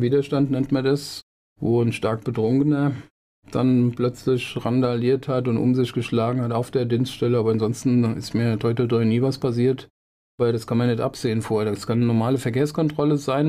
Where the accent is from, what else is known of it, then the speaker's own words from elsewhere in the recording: Wiesbaden, Hesse, Germany; also born or lived in Mainz-Mombach, Mainz (born); Groß geworden bin ich im Mainz-Kostheim